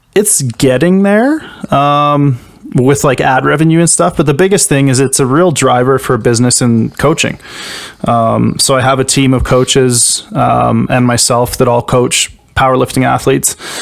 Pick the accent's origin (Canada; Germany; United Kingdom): Canada; I'm a Canadian powerlifter